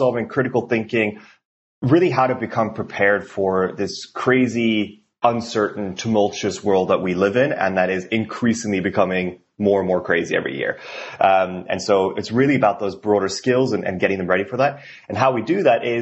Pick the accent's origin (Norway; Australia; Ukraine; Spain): Norway; English is a second language; moved away as an adult; now in Portland, United States; I'm not from here originally, even though I live in Portland, been here for 3.5 years now and absolutely love it. Originally from Norway